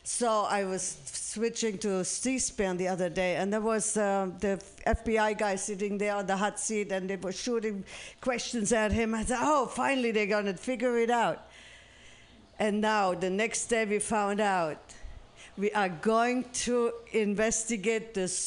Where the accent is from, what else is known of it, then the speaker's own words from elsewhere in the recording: Germany; English is a second language; I'm from Germany, as you might might hear, and I went back to Germany in May